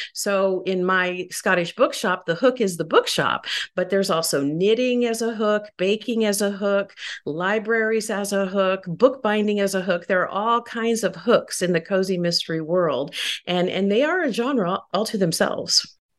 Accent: Midwest, United States; I grew up mostly in the Midwest

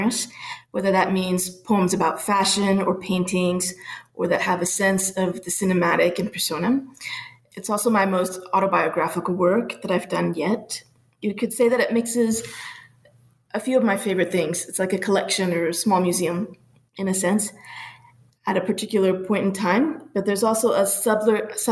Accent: Panama; also born or lived in Pittsburgh / Minneapolis; now in Phoenix, United States; I was born in Panama, and then I lived in Pittsburgh and Minneapolis before I came here to the Valley.

